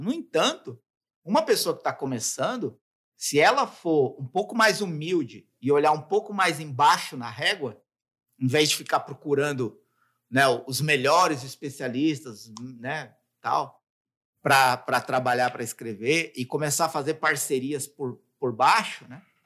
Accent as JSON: {"language": "Portuguese", "region": "São Paulo", "country": "Brazil", "said": "eu moro em São Paulo, né? Sou de São Paulo"}